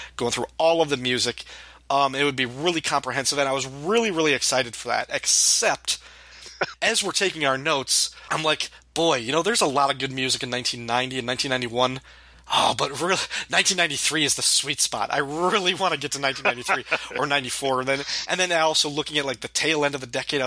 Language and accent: English; DeKalb, Illinois, United States; when we were growing up in DeKalb, Illinois, there was a record store called Record Revolution